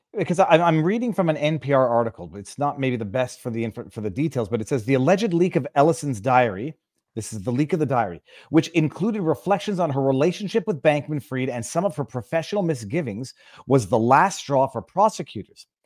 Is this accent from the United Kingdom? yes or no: no; Canada; I'm just a Canadian bumpkin